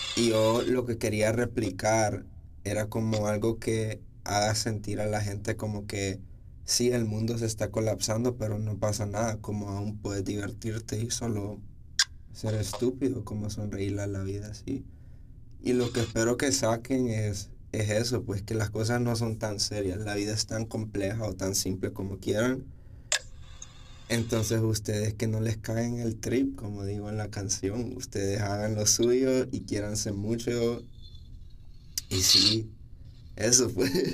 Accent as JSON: {"language": "Spanish", "town": "San Pedro Sula", "region": "Cortés", "country": "Honduras", "tie": "born or raised there", "also_born_or_lived": "El Progreso, Honduras", "moved": "as an adult", "said": "soy de progreso, lloro. Pero toda mi vida, o sea, como desde que yo estaba en sexto grado me mudé aquí a San Pedro. Y o sea, aquí crecí, como ya mi adolescencia fue toda aquí"}